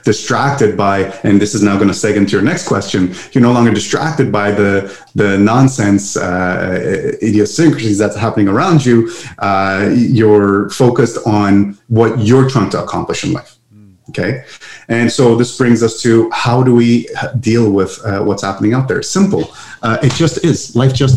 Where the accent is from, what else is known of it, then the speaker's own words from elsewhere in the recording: Montreal, Quebec, Canada; English is a second language; I'm from Montreal, Canada. And that's why some of my, English words might be a little off for your listeners. I'm from the French part of Canada.